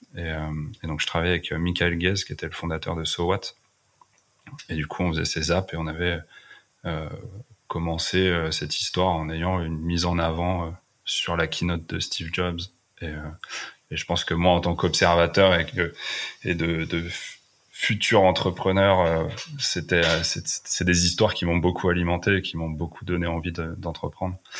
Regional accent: Fontainebleau, Île-de-France, France; moved away as an adult; also born or lived in Brittany / Paris / Los Angeles; now in Finistère, France; j'ai grandi à Fontainebleau, donc en région parisienne, en Seine-et-Marne.

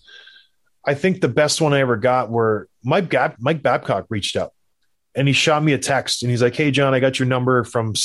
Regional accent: Canada; I'm from Canada

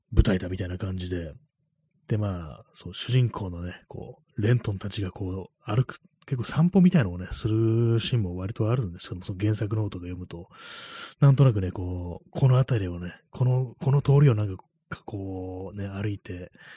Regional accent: Tokyo, Japan; 私があの東京に住んでるからね、非常にまあ毒々しい、なんかいろんなこう、ね、明かりだとか、まあ、こう、広告だとか看板 だとかものがすごくたくさんあるという、そういうところに、まあ、生まれ育った人間だから

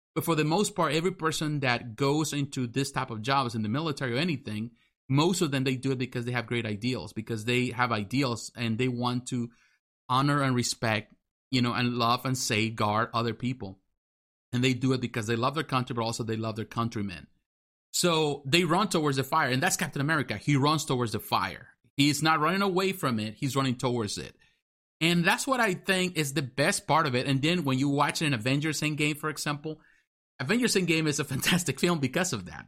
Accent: Mexico; now in United States; I'm American, but I grew up in Mexico. I was born in Mexico.

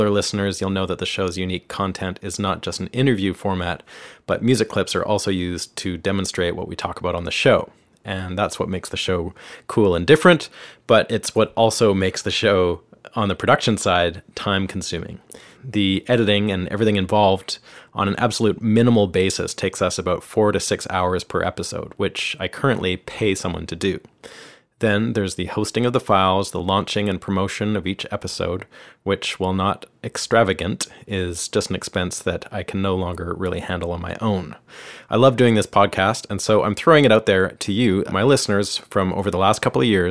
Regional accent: Canada; moved away as an adult; now in Nashville, United States; I'm a Canadian guitarist, songwriter, producer, and engineer

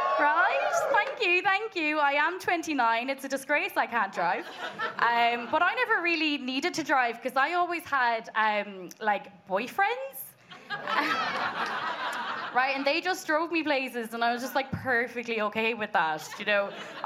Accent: Munster, Ireland; accent: Kerry; But usually when I tell people I'm from Kerry, they're like, you don't have a Kerry accent.

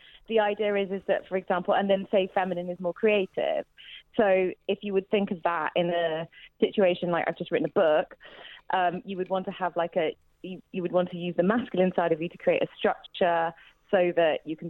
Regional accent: Midlands, United Kingdom; I'm from the Midlands.

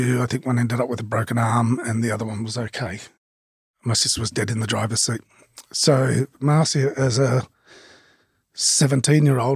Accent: Melbourne, Victoria, Australia; also born or lived in Box Hill South; growing up, we grew up in Burwood when it was dirt roads and a chook farm in one of the side streets

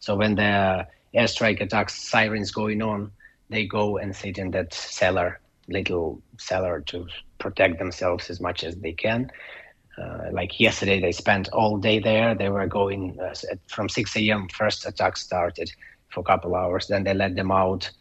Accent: Ukraine; English is a second language; now in Ireland; my hometown

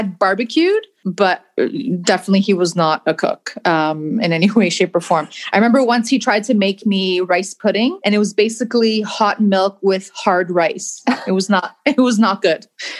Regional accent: Toronto, Ontario, Canada; also born or lived in Greece; I'm Greek. I was born in Greece, but not sure how much that counts because we moved to Toronto when I was 6 months.

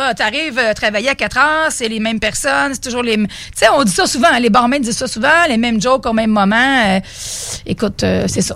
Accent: Beauce, Quebec, Canada; je viens de la Beauce.

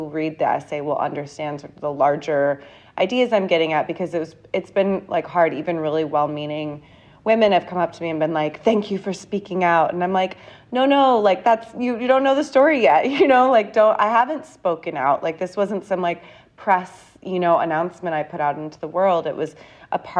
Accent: San Diego, California, United States; moved away as an adult; also born or lived in London, United Kingdom; now in New York, United States; I'm really from California.

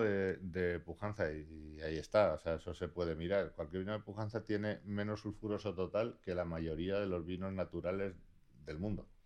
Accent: Basque Country, Spain; also born or lived in Laguardia; Soy vasco.

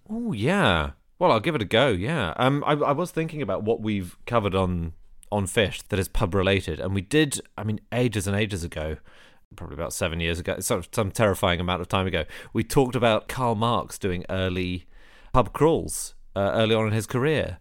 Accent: London, United Kingdom; I'm from Wimbledon, which is the home of the Oliver Reed pub crawl

